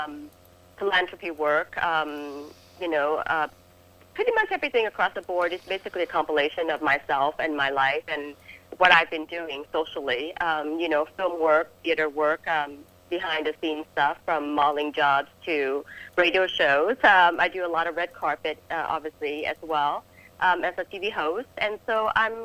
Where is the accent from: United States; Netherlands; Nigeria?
United States; New York; moved away as an adult; now in Los Angeles, United States; as a New Yorker